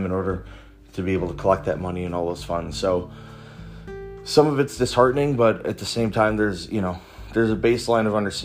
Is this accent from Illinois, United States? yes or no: yes; Chicago, Illinois, United States; I'm Puerto Rican and I grew up in Chicago